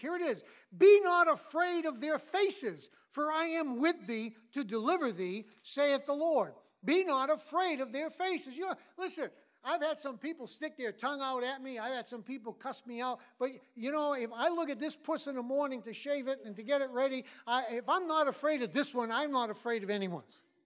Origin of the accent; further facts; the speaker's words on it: Massachusetts, United States; moved away; I'm from Massachusetts originally